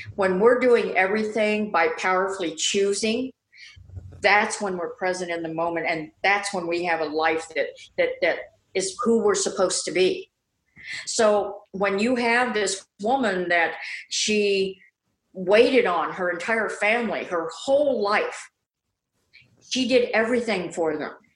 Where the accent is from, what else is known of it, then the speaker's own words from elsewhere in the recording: Midwest, United States; I grew up in the Midwest, and there was a lot of prejudice there